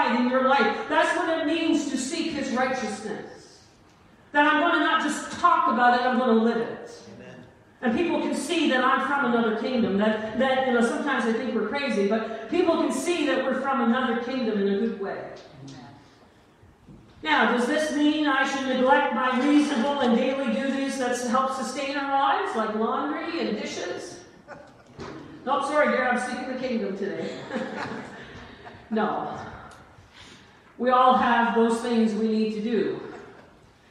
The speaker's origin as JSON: {"language": "English", "country": "Canada", "also_born_or_lived": "Italy", "said": "I am a Canadian and an Italian"}